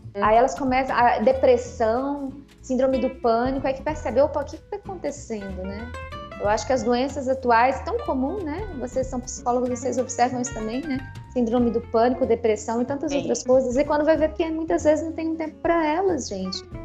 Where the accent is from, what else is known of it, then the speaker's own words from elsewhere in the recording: Brasília, Federal District, Brazil; moved away as an adult; Eu cresci na Asa Norte, em Brasília, bem no centro da cidade.